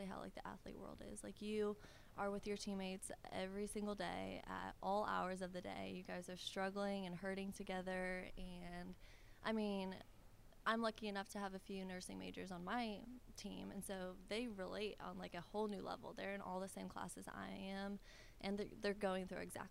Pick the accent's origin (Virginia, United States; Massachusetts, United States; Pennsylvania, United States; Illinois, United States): Illinois, United States; Bloomington; moved away as an adult; now in Clarksville, United States; I'm from Illinois, from Bloomington Normal